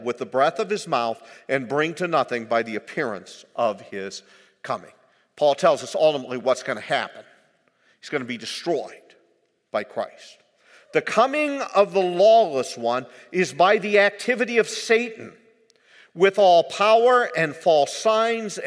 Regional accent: United States; as an American, I have in my life, soon to be 70 years old

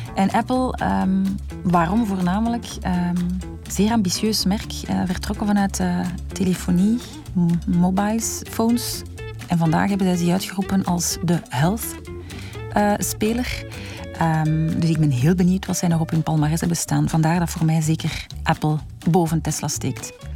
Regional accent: Belgium; als Belg mijn hart klopt in België

